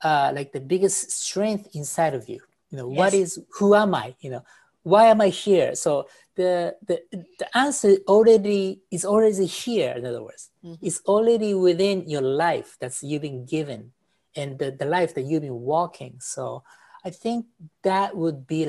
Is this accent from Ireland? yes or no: no; Japan; moved away as an adult; also born or lived in New York; I was born in Japan